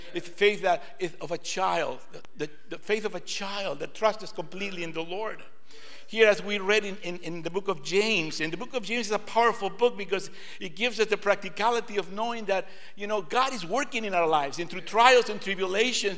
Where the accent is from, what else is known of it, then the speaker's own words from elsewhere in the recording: Lima, Peru; now in United States; I was born in Lima, Peru, South America